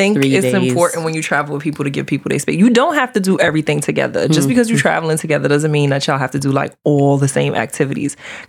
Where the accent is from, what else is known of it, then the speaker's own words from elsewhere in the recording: New York City, New York, United States; also born or lived in South Korea; So I am from Brooklyn. Boop, boop. BK yeah. All day, every day. I'm 32 years old.